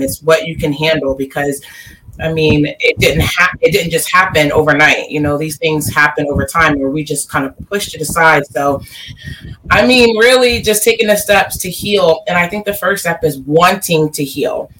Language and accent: English; Delaware, United States; Born and raised in Delaware